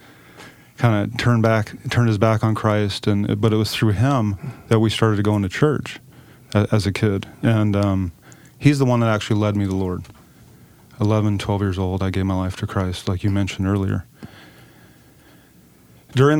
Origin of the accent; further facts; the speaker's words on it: Klamath Falls, Oregon, United States; I'm from Klamath Falls, down in southern Oregon, small town down there